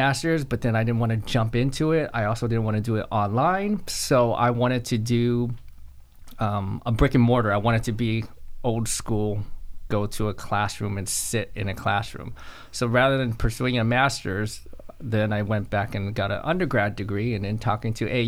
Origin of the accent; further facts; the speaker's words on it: Los Angeles, California, United States; moved away as an adult; now in Augusta, United States; I'm originally from Los Angeles, California, and I've been in Augusta, Georgia for, 8, 9 years now